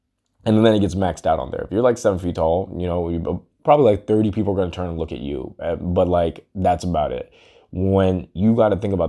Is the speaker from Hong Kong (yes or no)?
yes; Hong Kong; moved away; also born or lived in London, United Kingdom / Texas, United States; I'm half Indian, half black, and I was born in London, raised in Hong Kong. And then I moved to Texas.